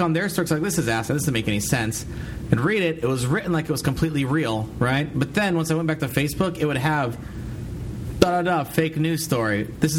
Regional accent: United States; I'm an American.

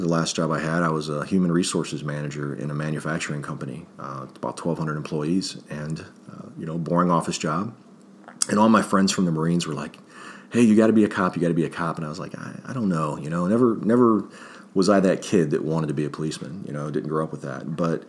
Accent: Springfield Township, Ohio, United States; also born or lived in Akron, Ohio / Tallmadge, Ohio; I was born in Akron, raised in Springfield Township, joined the Marines right out of high school, Springfield High School, and traveled around a little bit, came back to the area

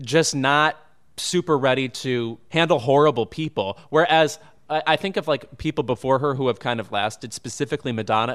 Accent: Midwest, United States; we're from the Midwest

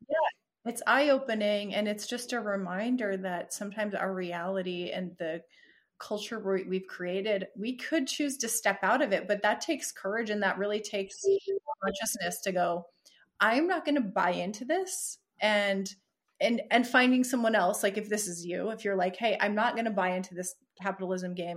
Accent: United States; being American in this culture

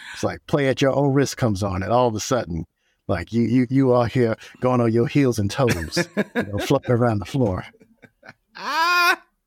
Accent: Oakland, California, United States; I'm from Oakland, California

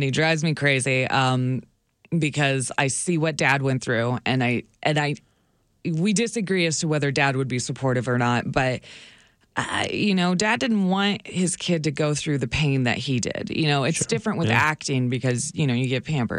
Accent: Hillsboro, Oregon, United States; I grew up in Hillsboro, Oregon, outside of Portland, Oregon.

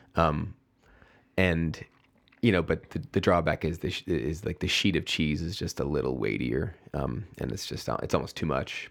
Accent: Oak Forest, Illinois, United States; moved away as an adult; also born or lived in New York / San Francisco; my hometown, my hometown Oak Forest

